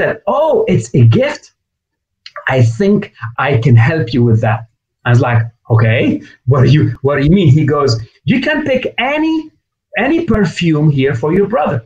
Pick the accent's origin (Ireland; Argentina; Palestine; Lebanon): Lebanon; moved away; also born or lived in North America; I grew up in Lebanon, but I've been educated and had my business in North America